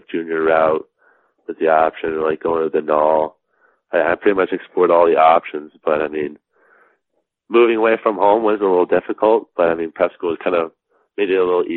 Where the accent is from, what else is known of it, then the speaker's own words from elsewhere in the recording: Alexandria, Virginia, United States; I was born in Alexandria, Virginia, kind of right on the outside of D.C.